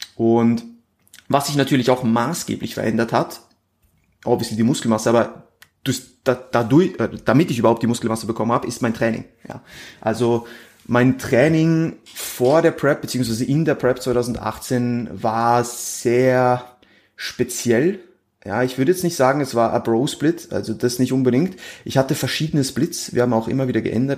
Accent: Switzerland; moved away as an adult; now in Austria; ich bin Schweizer, also ich komme eigentlich aus der Schweiz, wie gesagt, bin, bin erst vor einem Jahr nach, nach Österreich gezogen

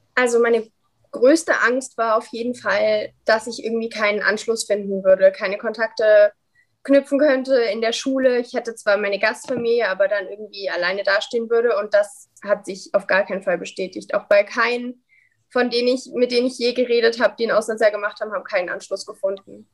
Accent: Dresden, Saxony, Germany; ich komme ja aus Dresden.

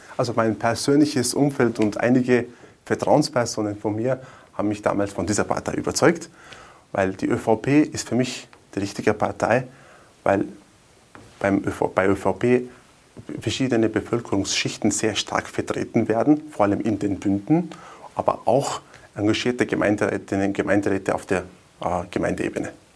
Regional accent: Wörgl, Tyrol, Austria; Mörgl ist meine Heimatstadt, also meine Frau, meine zwei Kinder, meine Eltern leben auch in Wörgl

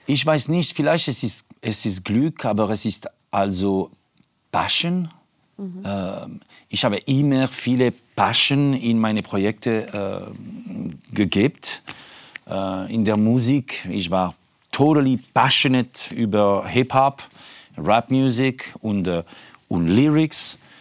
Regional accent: Switzerland; German is a second language; moved away; das ist mein Heimat ist äh, der Schweiz

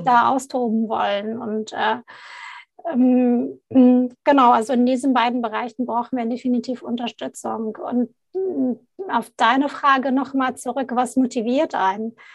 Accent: Baghdad, Baghdad Governorate, Iraq; moved away; ich komme gebürtig aus Bagdad, aus dem Irak

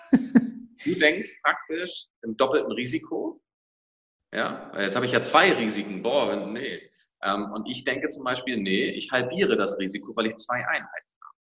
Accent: Schleswig-Holstein, Germany; ich komme aus Schleswig-Holstein

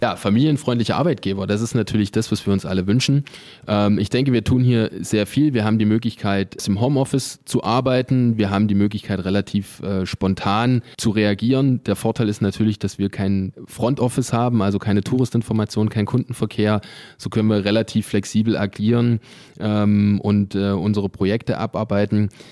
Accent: Eisenach, Thuringia, Germany; moved away as an adult; also born or lived in Calw district, Baden-Württemberg; now in Calw, Germany; Ich komme ursprünglich aus Thüringen, also aus dem Thüringer Wald sozusagen, aus der schönen Stadt Eisenach, bin aber schon zehn Jahre hier im Landkreis Kalf

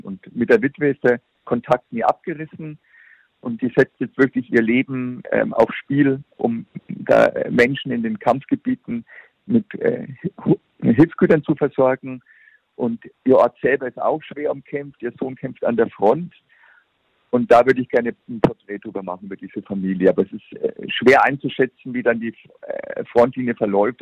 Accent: Germany

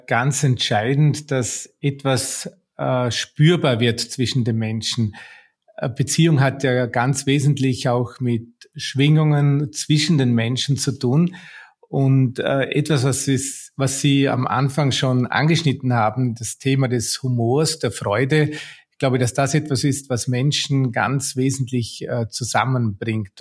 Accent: Austria; bei uns in Österreich

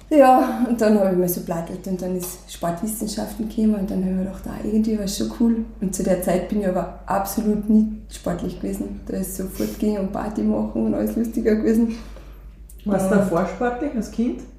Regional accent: St. Michael im Lungau, Salzburg, Austria; geboren, aufgewachsen im Lungau, in St. Michael. Ähm, da habe ich auch meine ganze Kindheit verbracht, meine Jugend da teilweise. Also ich bin eben Volksschule, Hauptschule in St. Michael gegangen

